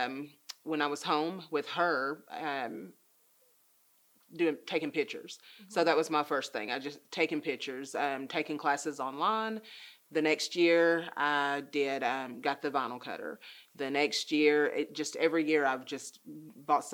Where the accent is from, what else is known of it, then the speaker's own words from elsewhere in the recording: United States; also born or lived in Nashville, Tennessee; I was born in Nashville, but I've been here my entire life.